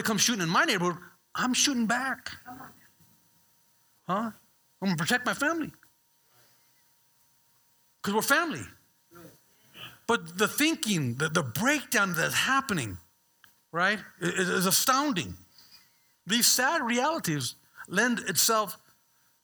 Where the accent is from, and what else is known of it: Bay Area, California, United States